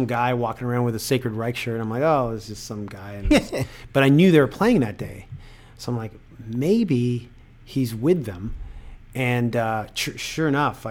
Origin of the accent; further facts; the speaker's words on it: Toronto, Ontario, Canada; I'm from Scarborough